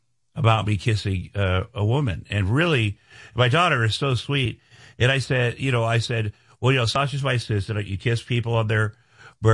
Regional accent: Iowa, United States; moved away; I'm from Iowa.

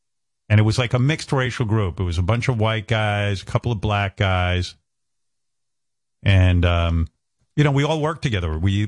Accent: New York, United States; born or raised there

